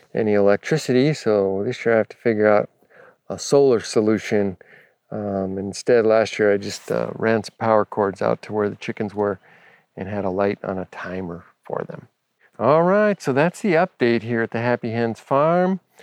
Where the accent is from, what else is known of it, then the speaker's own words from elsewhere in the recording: Los Angeles, California, United States; having grown up in Los Angeles